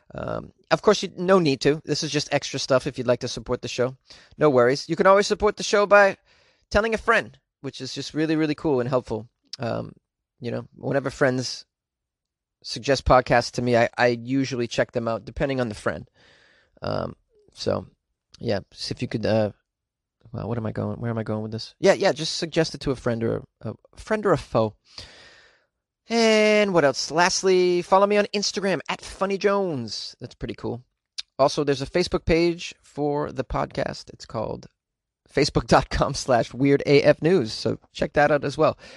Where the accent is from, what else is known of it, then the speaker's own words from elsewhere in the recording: Boston, Massachusetts, United States; I don't say that word correctly 'cause I'm from Boston